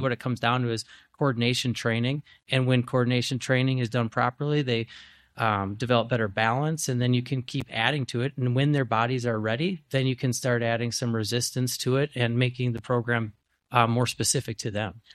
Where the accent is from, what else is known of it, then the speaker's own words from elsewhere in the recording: Grafton, Wisconsin, United States; from Grafton, I'm from Osaukee County, and there was nothing.